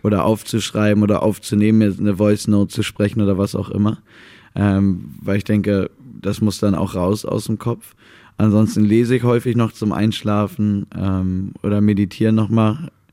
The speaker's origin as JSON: {"language": "German", "region": "Mecklenburg-Vorpommern", "country": "Germany", "tie": "born or raised there", "said": "da bin ich im falschen Mecklenburg-Vorpommern aufgewachsen"}